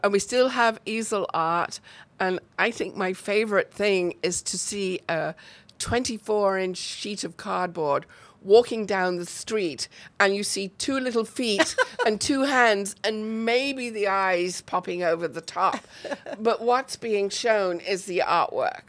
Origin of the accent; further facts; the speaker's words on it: near Chester, North West England, United Kingdom; accent: British; moved away as an adult; also born or lived in New Jersey / Cleveland, Tennessee; now in Waco, United States; I'm actually from the north of England. Um, I my hometown is very close to Chester